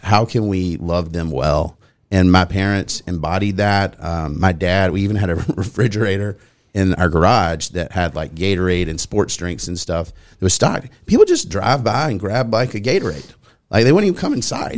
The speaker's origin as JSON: {"language": "English", "town": "Nolensville", "region": "Tennessee", "country": "United States", "tie": "born or raised there", "said": "I grew up here as well."}